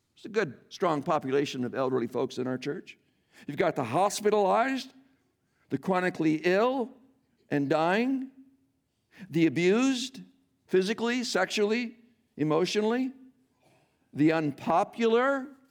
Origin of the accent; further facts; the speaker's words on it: Iowa, United States; moved away; I'm born and raised in Iowa, though most of my life I have lived elsewhere